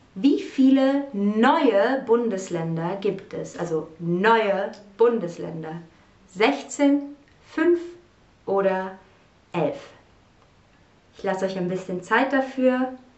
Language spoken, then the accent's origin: German; Cologne, North Rhine-Westphalia, Germany; Ich komme aus Köln